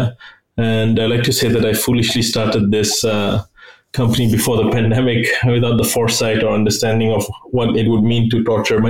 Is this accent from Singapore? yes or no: yes; Singapore; moved away as an adult; also born or lived in Frankfurt; now in Northern Virginia, United States; I grew up in Singapore. I migrated to the US about 3 years ago for family, and I'm based in Northern Virginia right now.